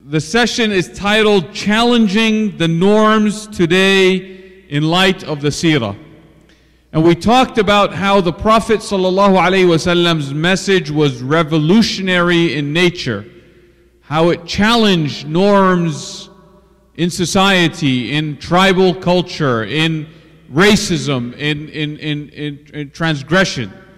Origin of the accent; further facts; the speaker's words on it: United States; This is my country. I'm American. I'm American.